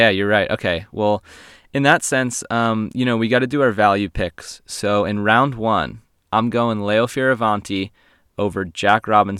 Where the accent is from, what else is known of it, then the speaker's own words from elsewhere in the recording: Réunion; Her backhand, to me, growing up in Reunion, it's really strong.